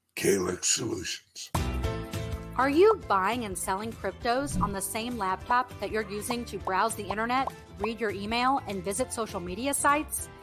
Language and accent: English; St. Louis, Missouri, United States; moved away as an adult; now in Florida, United States; St. Louis will always be my hometown.